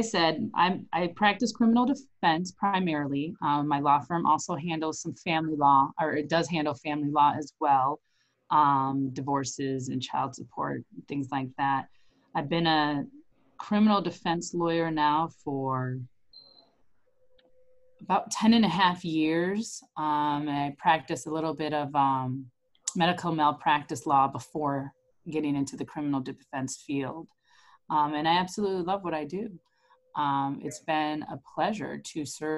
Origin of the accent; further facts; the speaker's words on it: Elgin, Illinois, United States; moved away as an adult; also born or lived in Durham, North Carolina / Chicago / Geneva, Illinois; now in Aurora, United States; I'm actually originally from Elgin. I was born and raised in Elgin, went to public school in Elgin